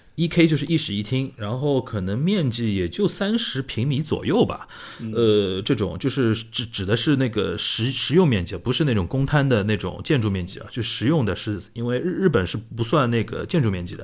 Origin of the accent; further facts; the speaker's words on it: Shanghai, China; 我们上海人平时就是聊这些东西